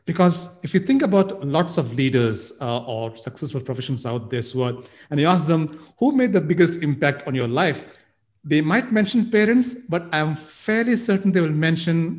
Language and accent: English; Nigeria; when I was a child growing up in Nigeria